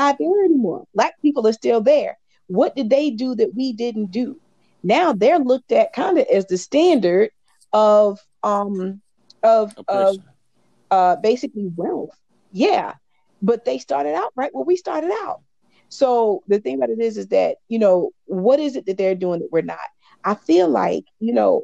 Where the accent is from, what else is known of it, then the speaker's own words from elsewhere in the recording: St. Stephen, South Carolina, United States; moved away; I'm from St. Stephen, and until I moved from St. Stephen